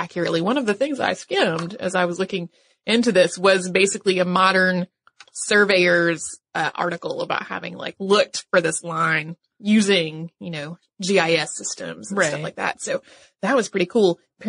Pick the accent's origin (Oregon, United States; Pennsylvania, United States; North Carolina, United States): North Carolina, United States; the history of my home state, which is North Carolina.